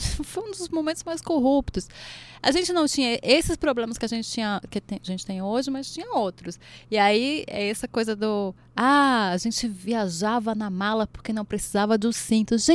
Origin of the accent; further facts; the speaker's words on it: Goiás, Brazil; ali é minha terra.